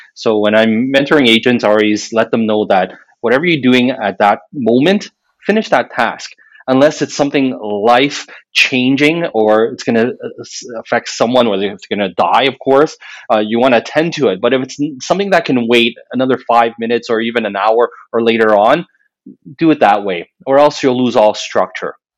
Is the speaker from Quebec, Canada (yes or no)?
yes; Montreal, Quebec, Canada; moved away as an adult; now in Ottawa, Canada; I was born and raised in Montreal